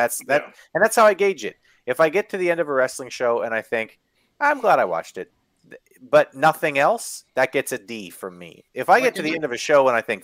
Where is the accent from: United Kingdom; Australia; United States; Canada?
Canada; I'm Canadian